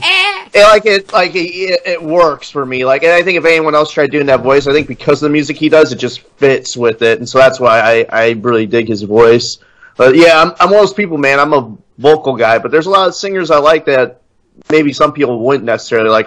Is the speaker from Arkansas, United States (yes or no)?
no; Illinois, United States; now in Indiana, United States; I grew up in in Illinois. Like I pretty much spent most of my life in Illinois